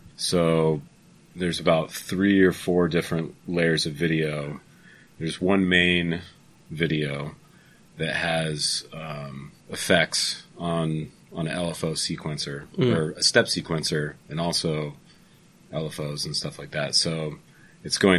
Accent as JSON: {"language": "English", "town": "Belle Plaine", "region": "Iowa", "country": "United States", "tie": "born or raised there", "said": "Waters Farm is in my hometown, Belle Plaine, Iowa."}